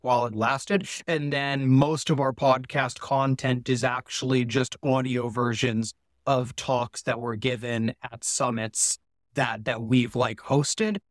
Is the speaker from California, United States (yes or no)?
yes; Palo Alto, California, United States; I grew up in Silicon Valley in Palo Alto, right near, uh, like Google and Facebook, Apple